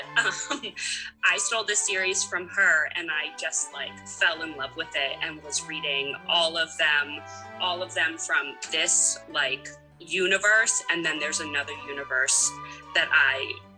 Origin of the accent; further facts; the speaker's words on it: Maryland, United States; So I am from Maryland. I live there right now. I grew up here, so it's easy to just stick to the one state.